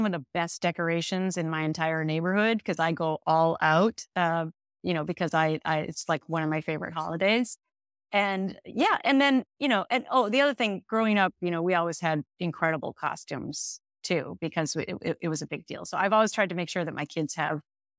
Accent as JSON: {"language": "English", "region": "Minnesota", "country": "United States", "tie": "born or raised there", "said": "But anyway, it was a wonderful place to grow up, and you'll understand as a Minnesotan. And by the way, you don't have the accent. I lost mine too, I think."}